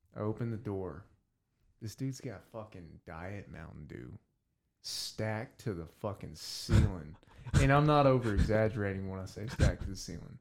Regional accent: the South, United States; growing up in the South

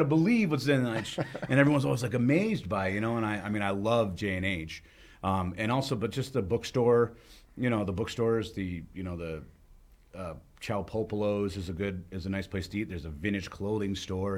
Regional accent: Charlestown, New Hampshire, United States; now in Bellows Falls, United States; growing up in Charlestown

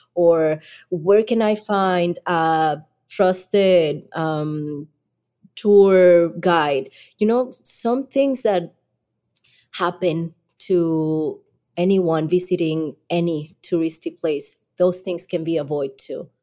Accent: Colima, Mexico; English is a second language; I am from Colima, Mexico, a small state in the Pacific side

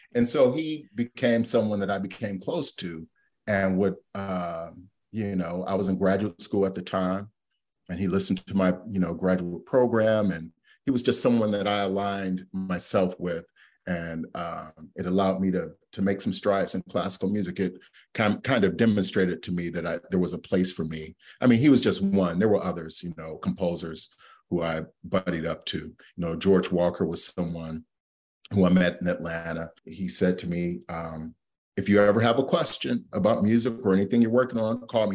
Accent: Cleveland, Ohio, United States; I'm from Cleveland.

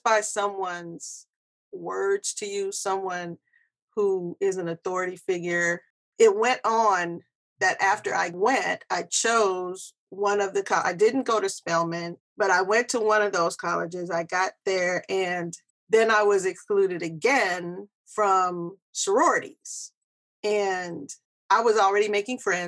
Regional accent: California, United States; I grew up here in America. I'm from California.

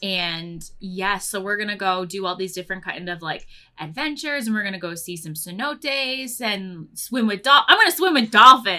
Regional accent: Pennsylvania, United States; I grew up in Pennsylvania

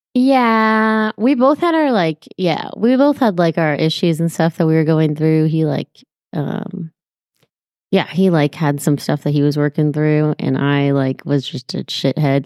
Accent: Petaluma, California, United States; moved away as an adult; also born or lived in San Francisco Bay Area; now in Marin County, United States; I'm from Sonoma County

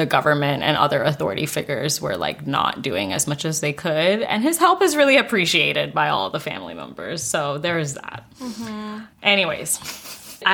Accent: Singapore; I grew up in Singapore

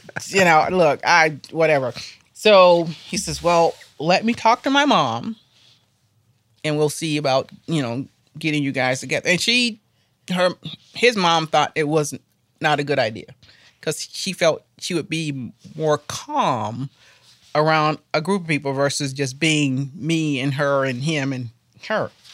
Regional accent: Florida, United States; now in Asheville, United States; I am from Florida

